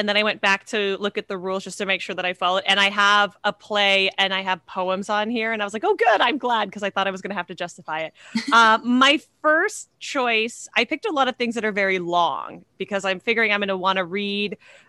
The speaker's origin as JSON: {"language": "English", "country": "Canada", "moved": "yes", "said": "I'm originally from Canada"}